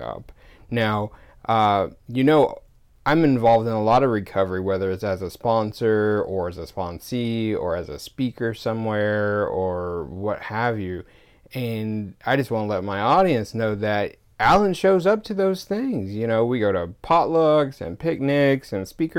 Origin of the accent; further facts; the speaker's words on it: Georgia, United States; now in Seattle, United States; when I go back to Georgia